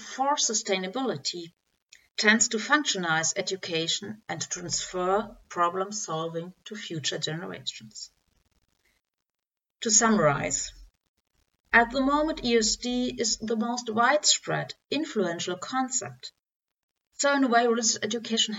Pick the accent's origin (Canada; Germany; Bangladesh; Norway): Germany; Dortmund, North Rhine-Westphalia; English is a second language; I'm from Germany, Dortmund.